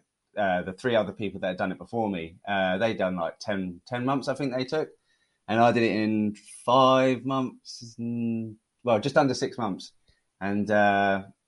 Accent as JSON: {"language": "English", "country": "United Kingdom", "accent": "British", "said": "my terrible British accent"}